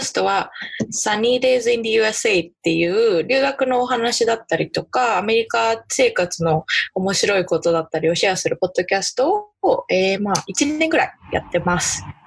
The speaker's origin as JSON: {"language": "Japanese", "region": "Saitama", "country": "Japan", "tie": "born or raised there", "moved": "as an adult", "lives_now": "Nebraska, United States", "said": "私埼玉県出身で、海なし県だし"}